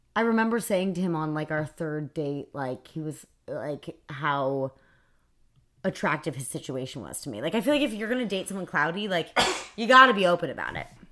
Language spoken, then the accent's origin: English; New York City, New York, United States; I grew up on the Upper West Side